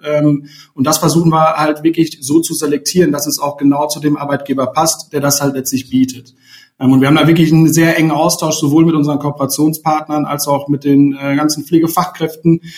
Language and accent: German; Sauerland, North Rhine-Westphalia, Germany; also born or lived in Ruhr area; now in Cologne, Germany; ich komme auch aus dem Sauerland tatsächlich, äh, wohne jetzt auch schon seit einigen Jahren hier in Köln, über einige Umwege übers Ruhrgebiet.